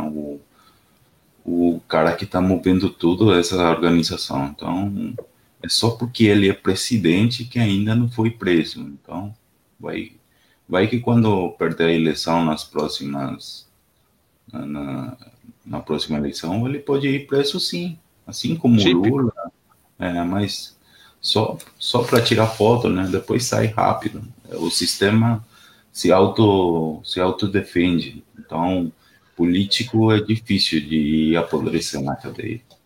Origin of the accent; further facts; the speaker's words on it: Ciudad del Este, Alto Paraná, Paraguay; eu sou do Paraguai, cidade do leste. Fronteira com Foz de Iguaçu.